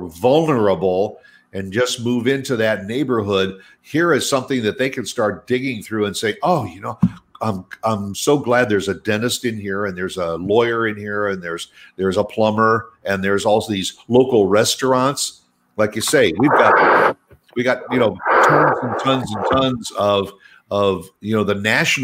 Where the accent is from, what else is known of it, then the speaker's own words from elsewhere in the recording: Midwest, United States; now in Dallas-Fort Worth, United States; I grew up in the Midwest